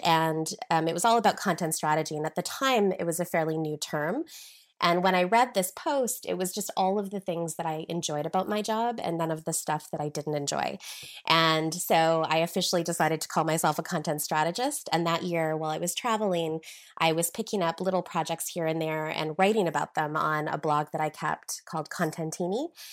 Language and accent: English; Regina, Saskatchewan, Canada; moved away as an adult; also born or lived in United Kingdom; I'm originally from Regina, Saskatchewan, um, the middle of nowhere, Canada, basically